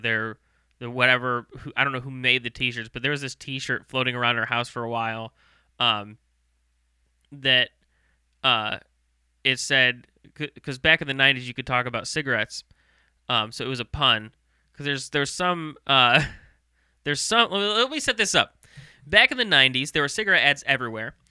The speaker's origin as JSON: {"language": "English", "town": "St. Louis", "region": "Missouri", "country": "United States", "tie": "born or raised there", "also_born_or_lived": "Myrtle Beach, South Carolina", "said": "I was born in South Carolina, Myrtle Beach"}